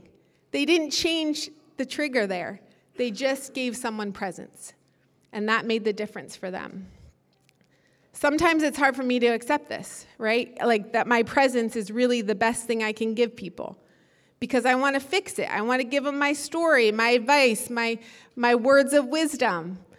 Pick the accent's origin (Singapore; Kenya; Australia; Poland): Kenya; I grew up in Kenya, and everybody there that I lived around spent their whole day with their front door wide open.